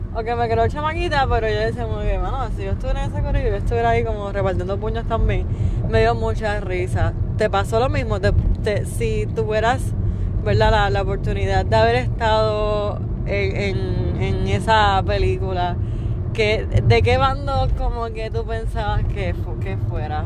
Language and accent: Spanish; Puerto Rico